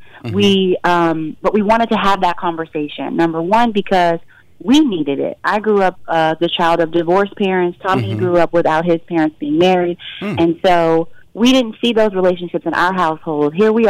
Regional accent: Fort Worth, Texas, United States; I mean, I'm from Fort Worth, Texas, but my whole family went to Howard.

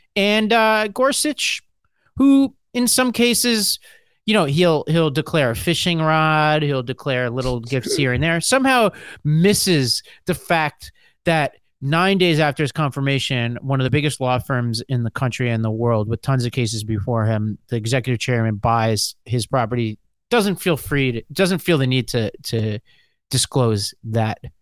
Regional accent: New York, United States; I'm a New Yorker in the South

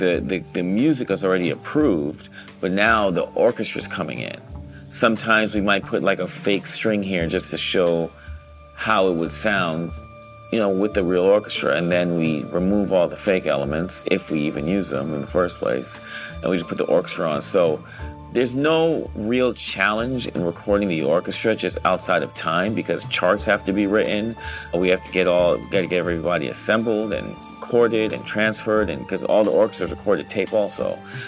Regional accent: Los Angeles, California, United States; I grew up in Los Angeles, Baldwin Hills, Ladera Heights.

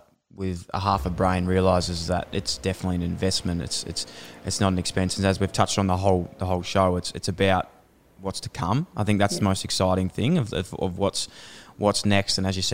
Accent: Melbourne, Victoria, Australia; Like, I grew up in Fitzroy and would do a lot of my training down at Darabin.

